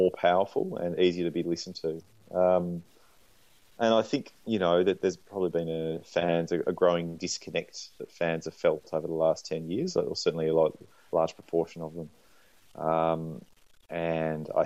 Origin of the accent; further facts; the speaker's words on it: Australia; moved away as an adult; also born or lived in Canberra, Australian Capital Territory / Sydney, New South Wales; now in Melbourne, Australia; I grew up in Canberra and Sydney